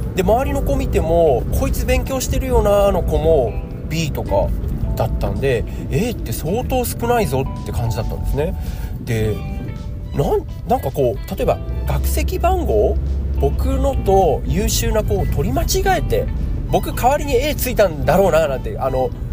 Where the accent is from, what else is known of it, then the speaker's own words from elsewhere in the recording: Ibaraki, Japan; accent: Ibaraki dialect; also born or lived in Tokyo; 私は、生まれも育ちも茨城なんですね。